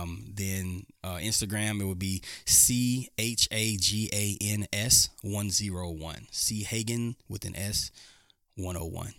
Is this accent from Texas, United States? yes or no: yes; Houston, Texas, United States; moved away as an adult; now in Dodge City, United States; Houston, Texas native